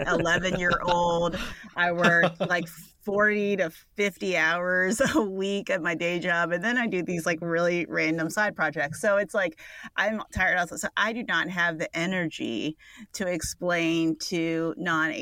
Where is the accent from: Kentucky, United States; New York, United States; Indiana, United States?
Kentucky, United States; Northern; also born or lived in Marikina, Philippines / Southern California / Atlanta; now in Louisville, United States; I grew up in Northern Kentucky.